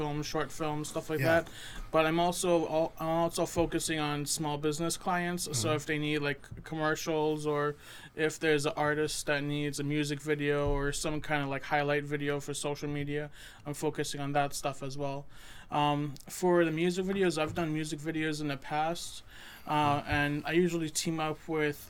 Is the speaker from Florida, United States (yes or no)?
no; Derry, New Hampshire, United States; also born or lived in Massachusetts; I was born in Massachusetts, grew up in Derry.